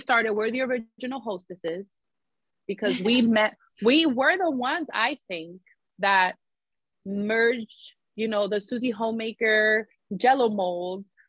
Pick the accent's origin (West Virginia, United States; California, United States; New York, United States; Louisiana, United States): New York, United States; New York City; I grew up in the Bronx